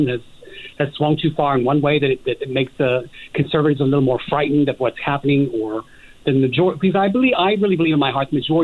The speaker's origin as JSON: {"language": "English", "town": "Evansville", "region": "Indiana", "country": "United States", "said": "I'm originally from Evansville, Indiana"}